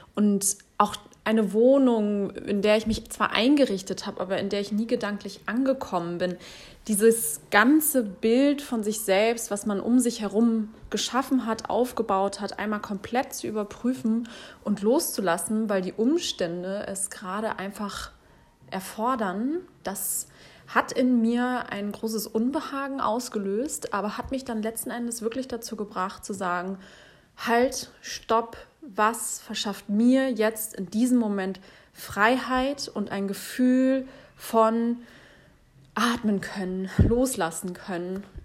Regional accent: Hamburg, Germany; Ich bin Hamburgerin und ich liebe Hamburg

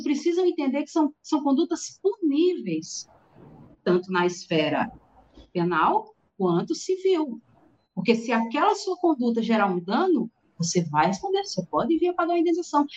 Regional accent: Natal, Rio Grande do Norte, Brazil; eu sou aqui de Natal, Rio Grande do Norte

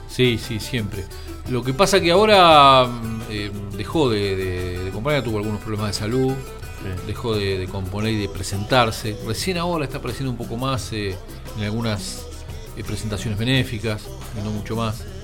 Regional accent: Argentina; A Inglaterra mi vieja y yo, siendo argentinos, no pudimos ir, y mi viejo con el pasaporte italiano

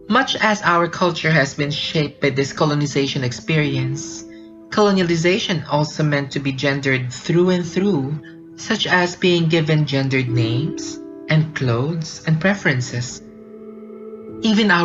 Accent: Philippines; I grew up in the Philippines

